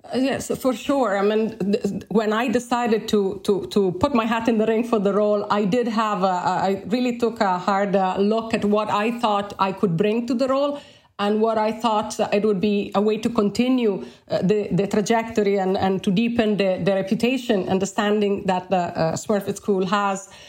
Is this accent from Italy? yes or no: yes; Bologna, Emilia-Romagna, Italy; English is a second language; moved away as an adult; also born or lived in Alberta, Canada; now in Ireland; I've done my undergraduate studies in my hometown of Bologna in Italy